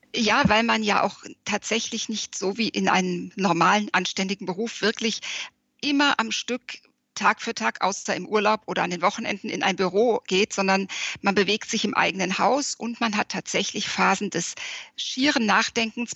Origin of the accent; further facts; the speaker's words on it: Frankfurt, Hesse, Germany; now in Wiesbaden, Germany; Ich lebe in Wiesbaden, also in Hessen, bin auch gebürtige Hessin, äh, aus Frankfurt stammend